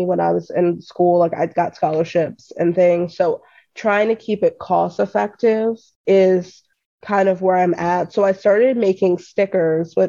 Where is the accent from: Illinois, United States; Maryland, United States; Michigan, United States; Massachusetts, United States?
Maryland, United States; Columbia; I'm from Columbia, Maryland, in the middle of DC and Baltimore